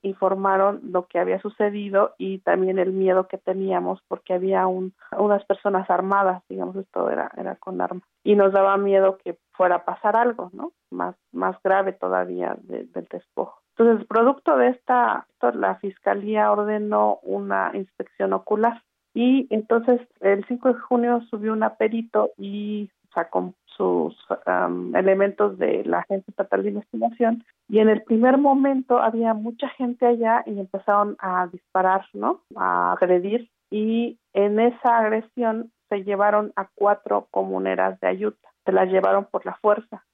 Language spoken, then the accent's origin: Spanish; Ayutla, Oaxaca, Mexico; mi pueblo es el primer pueblo que ha contado con una presidenta municipal en la región Mijes